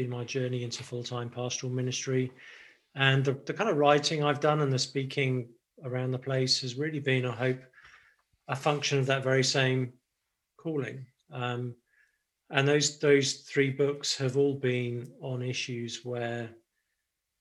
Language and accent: English; United Kingdom; moved away as an adult; now in Nashville, United States; I'm actually British. So I grew up in the UK, have only been really in the States making this my base in the last year or two